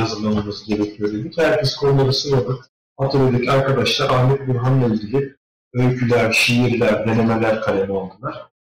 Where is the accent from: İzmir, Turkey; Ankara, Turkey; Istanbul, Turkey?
İzmir, Turkey; moved away as an adult; now in Finland; Ben İzmir'liyim. E, yani oralıyız